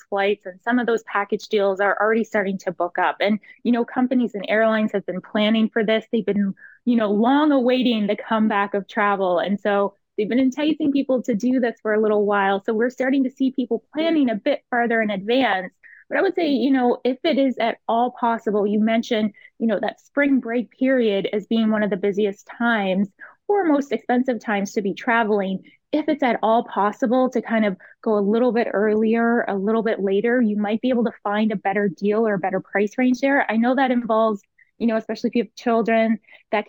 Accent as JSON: {"language": "English", "country": "Canada", "said": "as a Canadian traveler"}